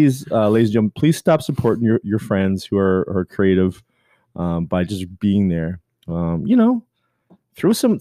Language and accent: English; Canada; I'm Canadian